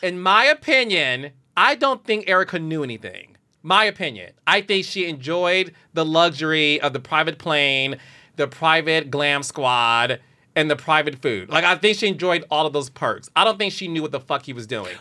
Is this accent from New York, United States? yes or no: no; Detroit, Michigan, United States; Detroit, Michigan, which is my hometown